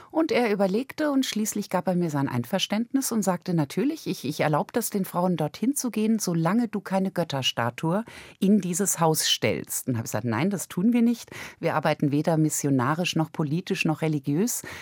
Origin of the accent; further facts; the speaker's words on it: Germany; Also ich bin in Deutschland als Wohlstandskind aufgewachsen, kann ich gar nicht anders sagen, Mittelklasse.